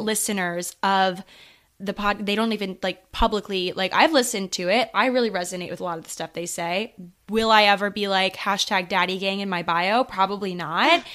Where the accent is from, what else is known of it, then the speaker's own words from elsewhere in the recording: Maryland, United States; moved away as an adult; now in New York City, United States; I'm currently in Maryland, so yeah, home, home